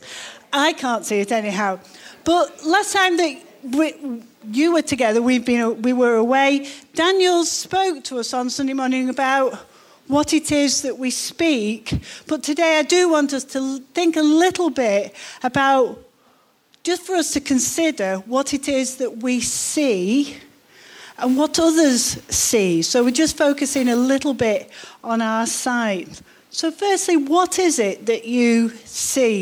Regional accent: Manchester, North West England, United Kingdom; I am a Mancunian actually, born and bred. I've not just drifted up here or landed here because I happened to marry somebody, but I am from Manchester.

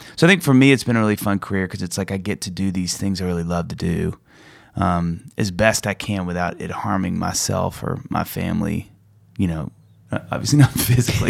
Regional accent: Kosciusko, Mississippi, United States; moved away; I grew up in Mississippi in this really small town called Kosciuszko

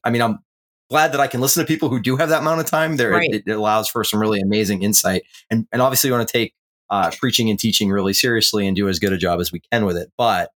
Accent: Northern New England, United States; We grew up in Northern New England

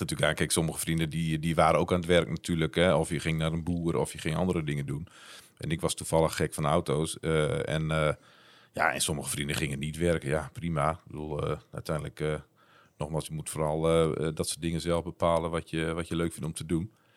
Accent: northern Netherlands, Netherlands; Ik ben een Noorderling

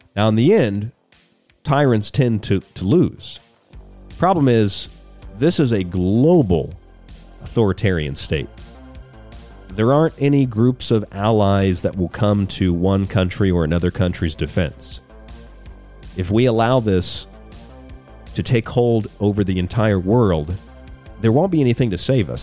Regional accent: United States; also born or lived in New York / Southwest United States; as an American

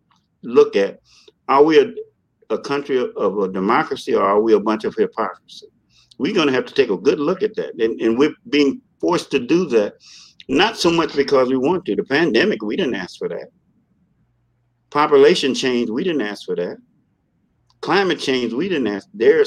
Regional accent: United States; We're American. I'm an American. I was born here.

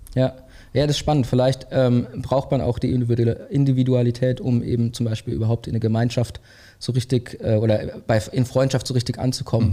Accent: Germany; als Deutsche

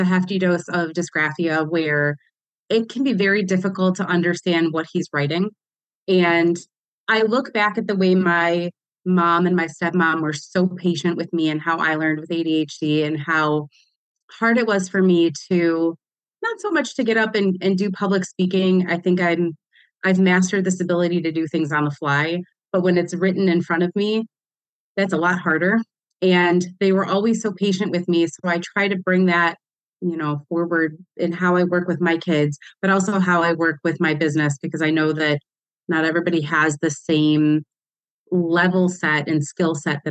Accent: Detroit, Michigan, United States; I grew up here in Metro Detroit

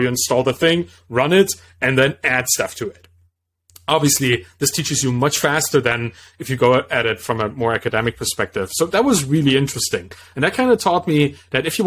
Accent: Dresden, Saxony, Germany; moved away as an adult; now in Berlin, Germany; Back then I was living in Dresden, which is my hometown, more in East Germany, former East Germany

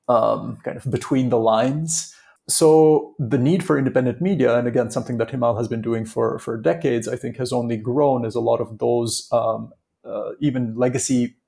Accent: Kathmandu, Bagmati, Nepal; moved away as an adult; also born or lived in Delhi, India; now in Colombo, Sri Lanka; I'm from Kathmandu. I've worked in Delhi for a long time

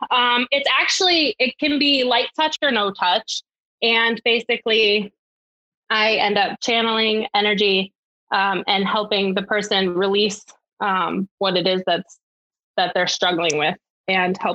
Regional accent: Connecticut, United States; I am not imported. I'm originally from Connecticut, but I have heard that I don't have that accent because I'm smack right next to Boston and New York and I seem to just have a regular voice.

